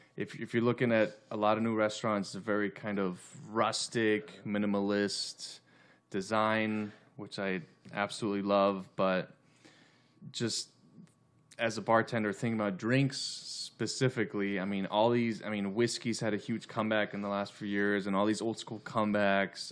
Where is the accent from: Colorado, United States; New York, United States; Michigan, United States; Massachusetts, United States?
Colorado, United States; right outside of Denver; now in Los Angeles, United States; I'm originally from, I grew up in Colorado, right outside of Denver